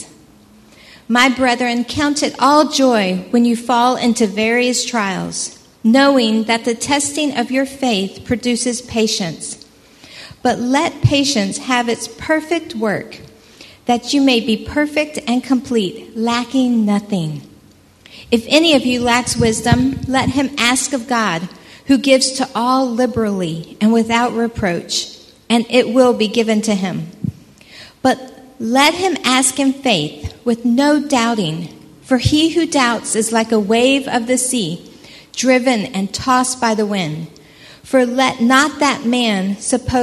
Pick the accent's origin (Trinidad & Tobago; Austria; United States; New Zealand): United States; moved away as an adult; now in Port Edward, South Africa; we are originally from America